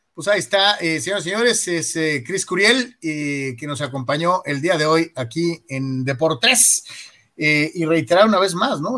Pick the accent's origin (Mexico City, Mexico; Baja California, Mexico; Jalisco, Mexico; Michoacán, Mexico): Jalisco, Mexico; Guadalajara; El, señor Yeme y yo somos tapatíos